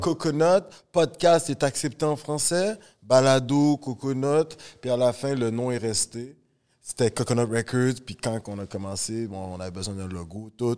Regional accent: Laval, Quebec, Canada; born or raised there; also born or lived in Rosemont, Montreal

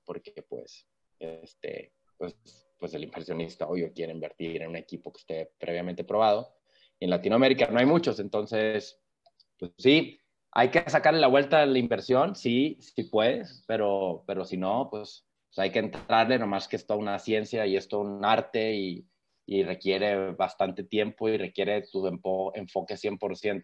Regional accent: Mexico; soy mexicano

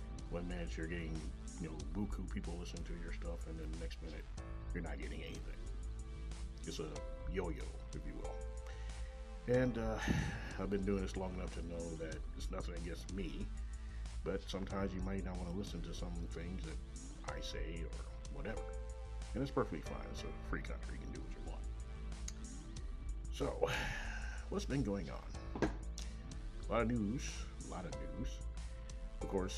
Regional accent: Kansas City, Missouri, United States; Coming live direct from Kansas City, Missouri, my hometown

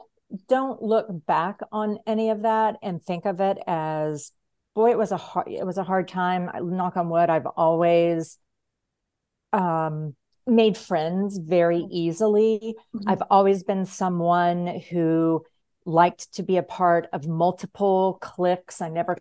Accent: Kentucky, United States; also born or lived in Tennessee / Georgia; So my teen years were spent in three, well, like right heading into my teens, solid into my teens, and then coming out of my teens, I spent in Kentucky, Tennessee, mm-hmm. and then Georgia.

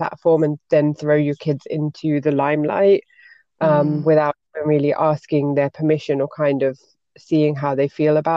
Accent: United Kingdom; moved away as an adult; now in Belgium; grew up in a very white neighborhood as a Pakistani, and then I'm British

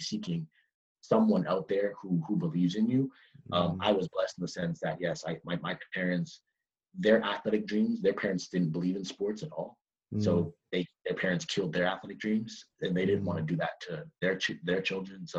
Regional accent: Toronto, Ontario, Canada; moved away as an adult; I'm from Toronto

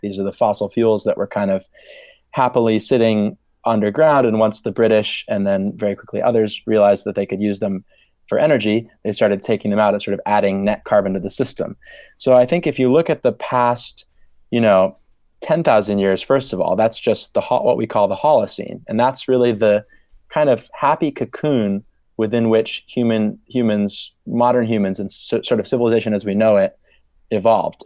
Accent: Maine, United States; moved away as an adult; now in Oxford, United Kingdom; growing up in Maine, I was always very sort of connected to nature and climate. Grew up in the sort of forested part of the state

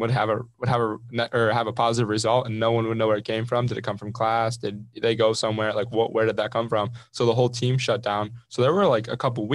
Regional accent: Oil City, Pennsylvania, United States; I'm from Oil City, which is an hour and a half south

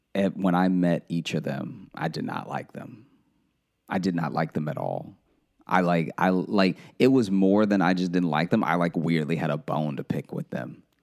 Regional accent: Louisiana, United States; we're all from Louisiana

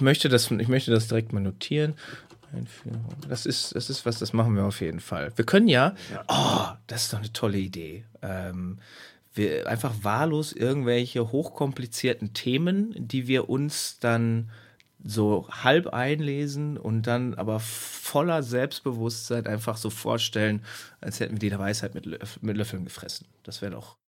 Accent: Hamm, North Rhine-Westphalia, Germany; now in Münster, Germany; Ich, ich, ich wohne in Münster. Ich komme aus, aus Hamm

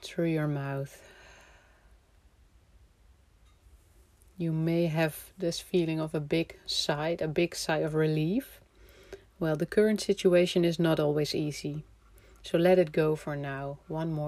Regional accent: Amsterdam, North Holland, Netherlands; moved away; I'm from Amsterdam, the Netherlands

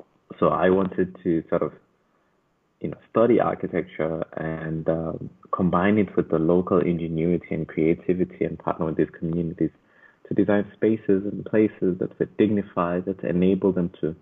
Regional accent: Durban, KwaZulu-Natal, South Africa; also born or lived in Michigan; I'm from Durban, South Africa, born and bred. I grew up in different neighborhoods

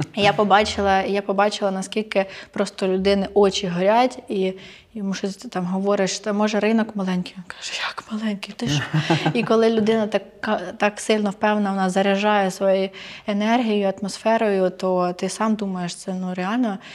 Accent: Ukraine; для мене, для українки

